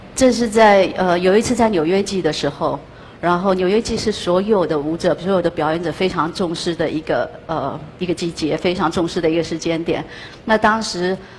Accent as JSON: {"language": "Chinese", "region": "Yilan County", "country": "Taiwan", "tie": "born or raised there", "moved": "as an adult", "lives_now": "New York City, United States", "said": "我来自一个全世界最美丽的地方，它叫台湾"}